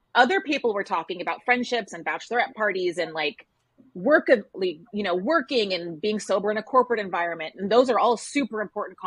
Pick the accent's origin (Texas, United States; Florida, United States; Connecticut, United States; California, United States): Texas, United States; moved away as an adult; now in New York, United States; I grew up in Texas and I moved to New York, which is where I still live